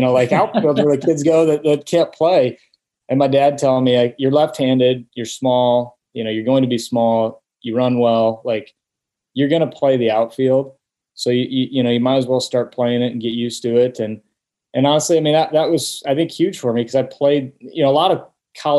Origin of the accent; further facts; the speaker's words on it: Omaha, Nebraska, United States; growing up in Omaha